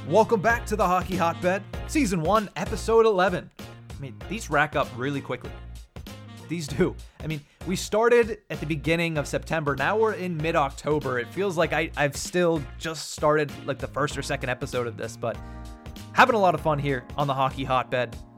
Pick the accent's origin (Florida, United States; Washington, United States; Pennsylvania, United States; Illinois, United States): Pennsylvania, United States; Western; I grew up in Western Pennsylvania